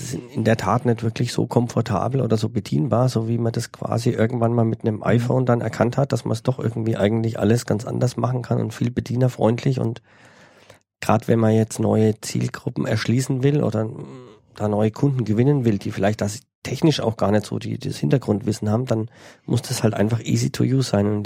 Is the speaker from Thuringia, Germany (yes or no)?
no; Bavaria, Germany; aus äh, meiner Heimat in ah, Franke ah, ah, quasi.